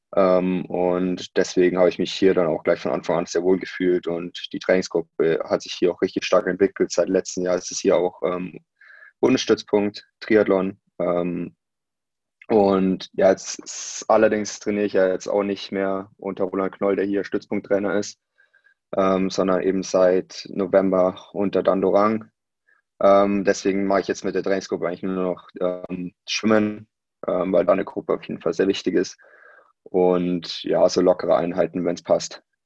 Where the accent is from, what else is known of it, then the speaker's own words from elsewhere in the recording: Unterwössen, Bavaria, Germany; moved away as an adult; also born or lived in Munich / Saarbrücken; now in Nuremberg, Germany; Ich selber bin dann in München geboren ähm, und bin da aufgewachsen an mehreren Orten, ähm, aber dann hauptsächlich äh, in Unterwössen.